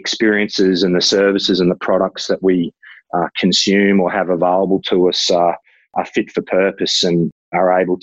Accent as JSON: {"language": "English", "town": "Ipswich", "region": "Queensland", "country": "Australia", "tie": "born or raised there", "said": "I was born in Ipswich, haven't lived in Ipswich my whole life, but have sort of always sort of lived in the sort of outer region"}